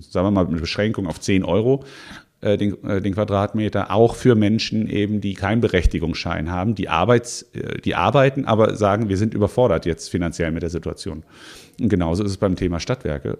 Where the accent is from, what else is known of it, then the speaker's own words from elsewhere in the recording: Offenbach district, Frankfurt area, Hesse, Germany; now in Mainz, Germany; ich bin im, äh, im Raum ähm, Frankfurt aufgewachsen, im Kreis Offenbach fairerweise